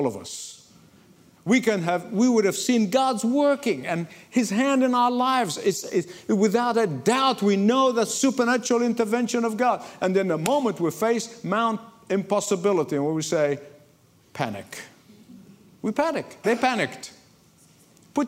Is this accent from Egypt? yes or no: yes; Egypt; moved away; I grew up in Egypt